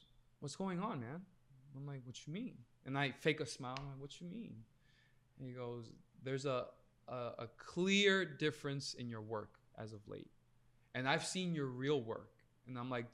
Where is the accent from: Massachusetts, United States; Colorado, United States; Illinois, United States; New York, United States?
New York, United States; also born or lived in Long Island; I'm a New Yorker and I'm Colombian